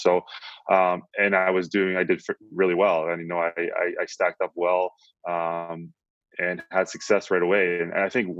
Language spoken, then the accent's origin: English; Plum, Pennsylvania, United States; It's about 20 minutes east of the city of Pittsburgh.